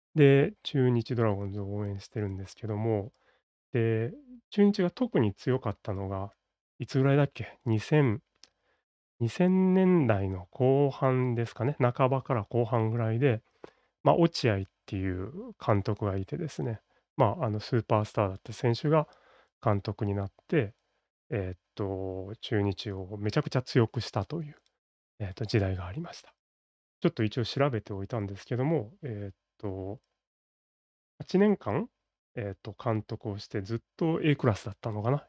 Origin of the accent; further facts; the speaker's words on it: Kobe, Hyogo, Japan; 僕は、まあ、神戸生まれの神戸育ちという、まあ、典型的な関西人